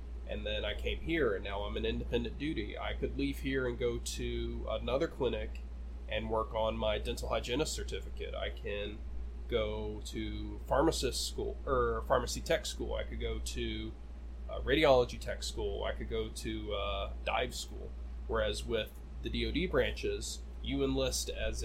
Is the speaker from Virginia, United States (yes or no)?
no; western Kentucky, United States; moved away; My hometown is on the far western side, right nestled up against the Mississippi, Ohio, and Tennessee rivers